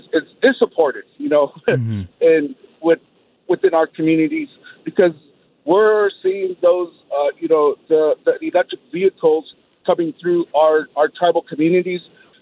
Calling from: Shiprock, New Mexico, United States; I'm calling from Shiprock, New Mexico, here on the Navajo Nation in northwest New Mexico.

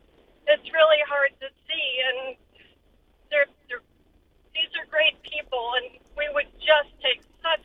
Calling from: Florida, United States; Hi, I'm a firm from Florida

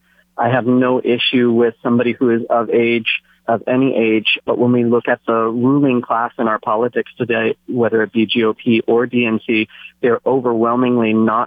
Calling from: Big Island, Hawaii, United States; I'm calling from the Big Island.

